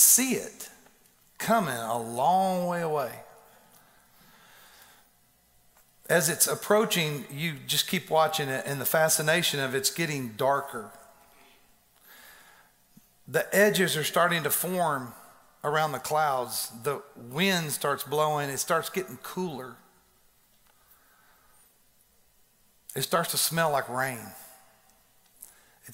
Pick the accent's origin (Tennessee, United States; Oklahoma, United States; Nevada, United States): Tennessee, United States; Donelson; also born or lived in Texas; I was born in Texas, raised in Donelson